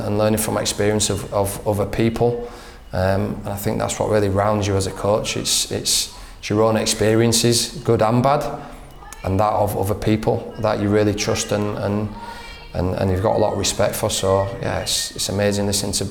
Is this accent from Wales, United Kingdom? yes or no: no; Leeds, Yorkshire and the Humber, United Kingdom; moved away as an adult; now in Australia; I grew up in Leeds, and goes right back to my childhood